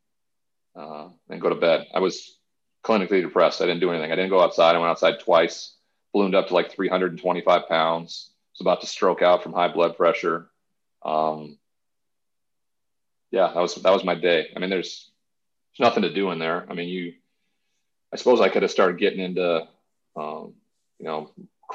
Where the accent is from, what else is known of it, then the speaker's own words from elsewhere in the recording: Montana, United States; moved away as an adult; also born or lived in Texas; I ended up back in my hometown in Montana